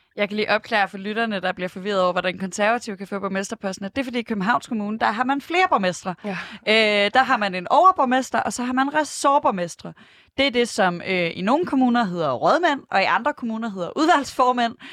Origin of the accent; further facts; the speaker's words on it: Aarhus, Central Denmark Region, Denmark; Jeg kommer fra Aarhus